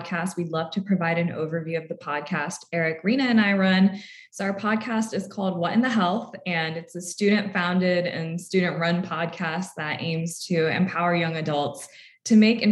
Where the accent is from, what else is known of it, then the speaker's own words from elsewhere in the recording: Lawrenceville, Georgia, United States; I'm from Lawrenceville, Georgia.